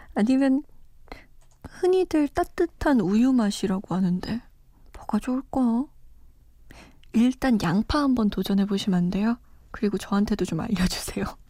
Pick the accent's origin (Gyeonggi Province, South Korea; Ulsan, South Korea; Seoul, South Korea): Seoul, South Korea; moved away; also born or lived in Iran; 저는 사실 서울 토박이거든요. 물론 이란에서 좀 오래 살다 오긴 했지만